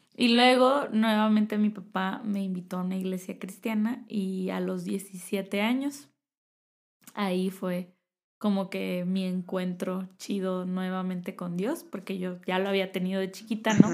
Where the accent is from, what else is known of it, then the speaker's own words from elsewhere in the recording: Tecate, Baja California, Mexico; moved away as an adult; now in Querétaro, Mexico; yo soy de Tecate, Baja California